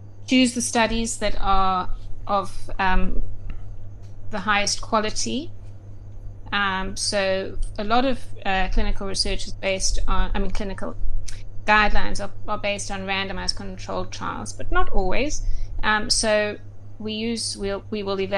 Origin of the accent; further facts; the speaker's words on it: Durban, KwaZulu-Natal, South Africa; moved away as an adult; also born or lived in Johannesburg, South Africa / Cape Town, South Africa; now in United Kingdom; I was born in Durban, and I lived there for 17 years